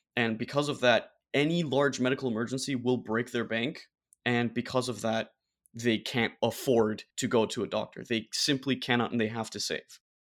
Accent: Germany; now in United States; My home country of Germany

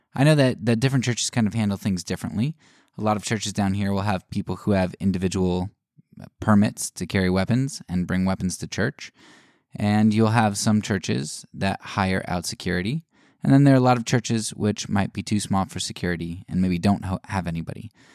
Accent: United States; as an American

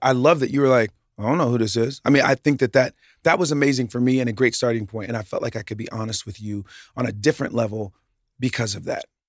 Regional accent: the South, United States; I grew up in the South. Preacher's kid from the South.

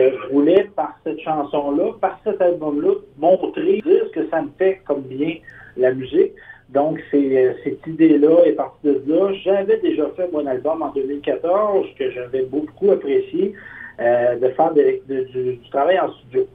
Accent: Quebec, Canada; je suis natif du centre du Québec

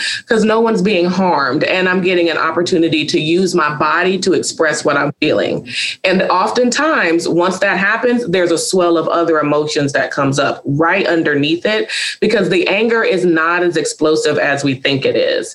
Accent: Charlotte, North Carolina, United States; a private practice in Charlotte, North Carolina, which is also my hometown

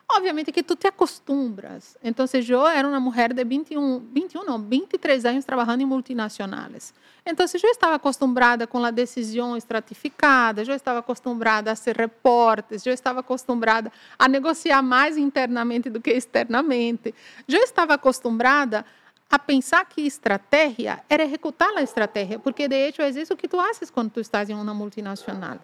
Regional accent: Northeast Region, Brazil; moved away as an adult; also born or lived in Ecuador; sou do nordeste de Brasil

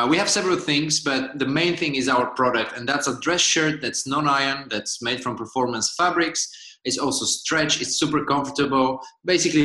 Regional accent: Bulgaria; moved away as an adult; now in Amsterdam, Netherlands; I'm originally from Bulgaria

